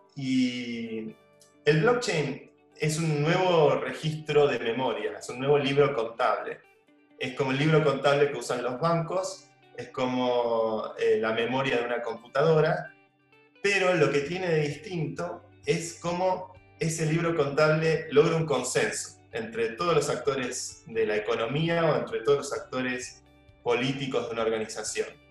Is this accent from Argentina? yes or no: yes; Argentina; moved away as an adult; also born or lived in New York / San Francisco; now in Spain; una cultura mucho más parecida a la nuestra, a los argentinos